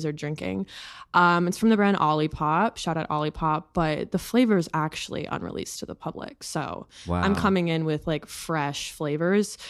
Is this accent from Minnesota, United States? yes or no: yes; Minnesota, United States; now in New York, United States